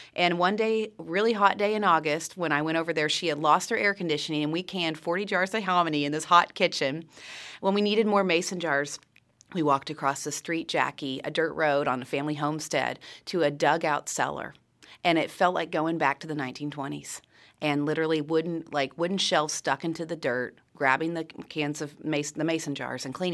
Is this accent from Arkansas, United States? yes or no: yes; Siloam Springs, Arkansas, United States; also born or lived in Kansas; growing up in the Ozarks, since I was a kid, I consider myself a true Ozarks native. You know, I mean, I know I wasn't born here, but this is all that I know